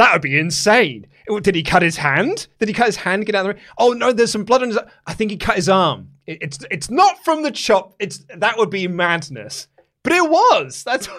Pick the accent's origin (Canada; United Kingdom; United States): United Kingdom; Newcastle, North East England; I'm going to do that bigger and then get myself a Greggs afterwards because I'm from Newcastle. I was trying to think of doing a really good I couldn't think of my in word for the Newcastle accent.